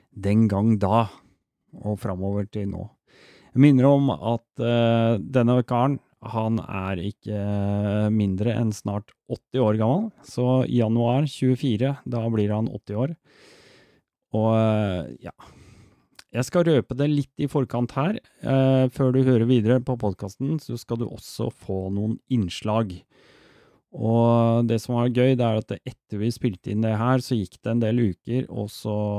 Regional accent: Oslo, Norway; jeg har vokst opp midt i Storgata selv. Storgata 18 rett overfor Operapassasjen

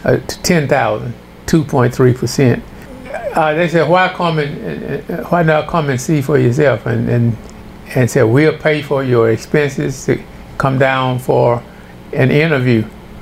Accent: Louisiana, United States; moved away as an adult; also born or lived in Wisconsin / Virginia; they discovered that I was from Louisiana.

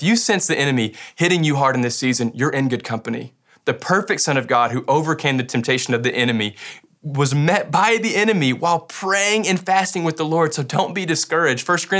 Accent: Kentucky, United States; Like, I grew up in Western Kentucky. That used to be what all me and my farm friends wore, but now it's trendy.

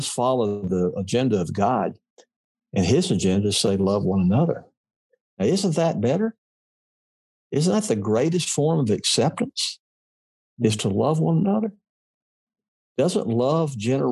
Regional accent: Mississippi, United States; I was a kid from Mississippi. I was raised in a culture that did not admire diversity.

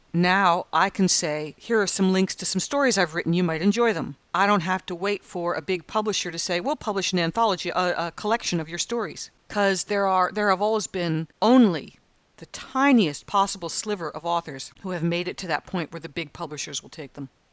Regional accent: United States; now in Australia; as an American

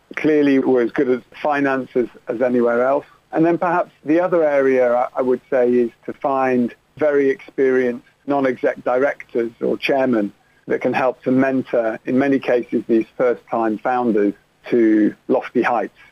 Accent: Manchester, North West England, United Kingdom; moved away as an adult; also born or lived in Oxford; now in London, United Kingdom; I grew up in Manchester, went to Oxford University, and then I guess a little bit like Dick Whittington, moved to London to make my fortune

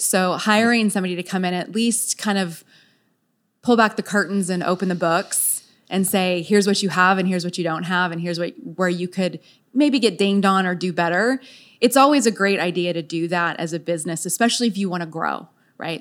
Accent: San Diego, California, United States; also born or lived in Virginia / Texas; now in Frisco, United States; I was born and raised in San Diego

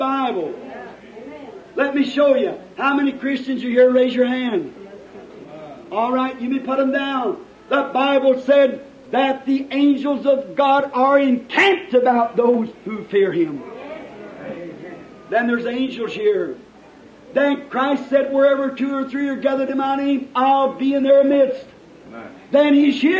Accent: Jeffersonville, Indiana, United States; my hometown

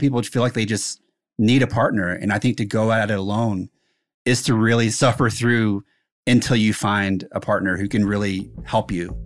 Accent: South Carolina, United States; I grew up in South Carolina

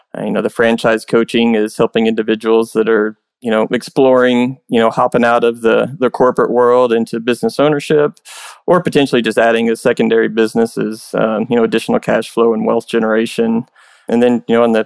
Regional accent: Tulsa, Oklahoma, United States; also born or lived in Broken Arrow; This last one I actually got to do in my hometown, the first one in Tulsa

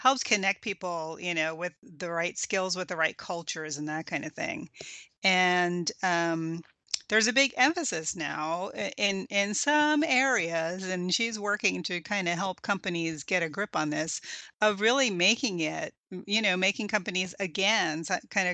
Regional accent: East Coast, United States; I grew up on the East Coast

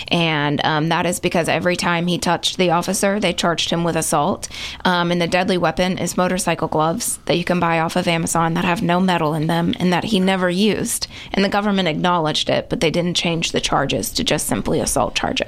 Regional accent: Kingston, Tennessee, United States; No, a little bit further, about Kingston area.

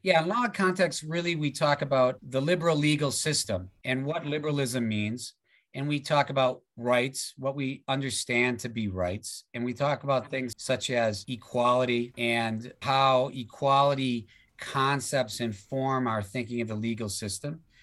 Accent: United States; now in Australia; I'm from the United States

